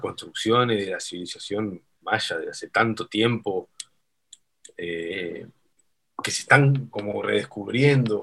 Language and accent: Spanish; Uruguay; Nosotros en Uruguay somos, somos sudamericanos, pero somos bastante europeos en tradición